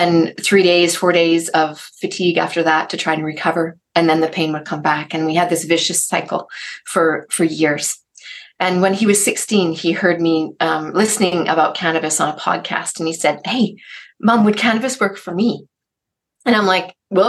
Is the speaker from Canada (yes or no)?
yes; Canada; I'm from Canada